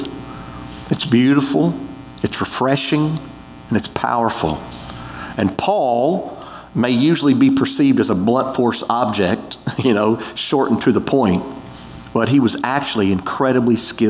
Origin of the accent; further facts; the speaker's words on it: United States; We're American